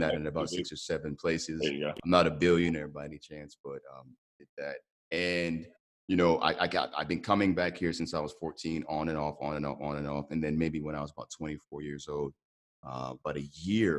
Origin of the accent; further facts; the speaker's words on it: Columbus, Ohio, United States; moved away as an adult; now in Lagos, Nigeria; I grew up in Columbus, Ohio, to two Nigerian parents